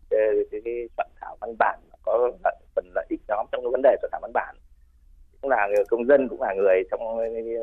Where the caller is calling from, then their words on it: Vinh Phuc, Vietnam; ở Vĩnh Phúc ạ.